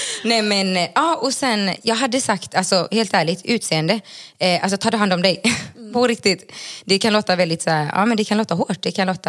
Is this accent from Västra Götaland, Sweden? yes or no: yes; Gothenburg, Västra Götaland, Sweden; moved away as an adult; also born or lived in Bolivia; now in Stockholm, Sweden; jag är uppvuxen i Göteborg